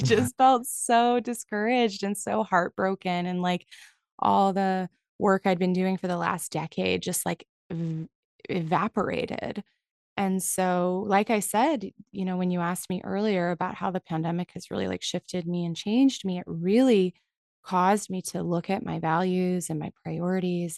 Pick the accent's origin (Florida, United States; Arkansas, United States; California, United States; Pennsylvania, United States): California, United States; San Francisco Bay Area; I grew up in the San Francisco Bay Area